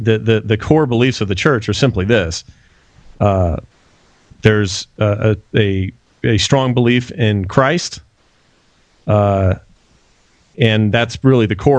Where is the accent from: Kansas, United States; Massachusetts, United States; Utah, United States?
Utah, United States; Salt Lake City; I'm born and raised in Salt Lake City, Utah